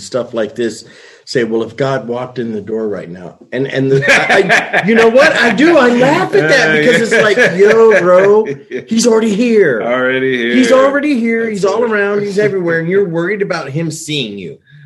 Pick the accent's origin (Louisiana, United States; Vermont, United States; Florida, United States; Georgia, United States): Georgia, United States; Atlanta; I'm from Atlanta, where that thing is from